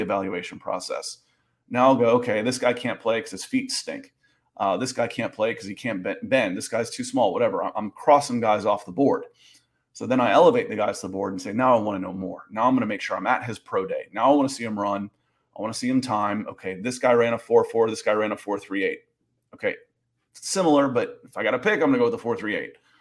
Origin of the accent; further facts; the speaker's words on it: Georgia, United States; I grew up in Georgia